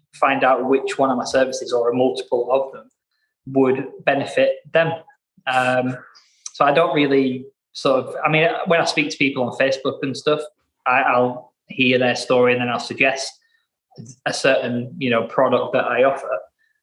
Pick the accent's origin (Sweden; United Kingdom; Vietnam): United Kingdom; Blackburn, North West England; I'm from Blackburn